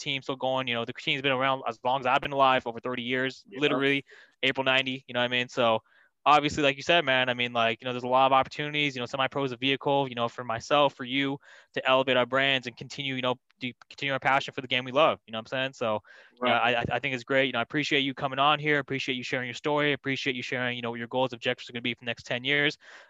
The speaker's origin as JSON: {"language": "English", "area": "Bay Area", "region": "California", "country": "United States", "said": "I'm actually from the Bay Area. I'm not from"}